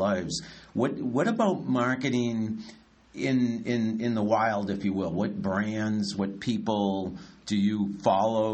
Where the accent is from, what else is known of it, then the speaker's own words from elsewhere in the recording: Franklin, United States; we grew up in Franklin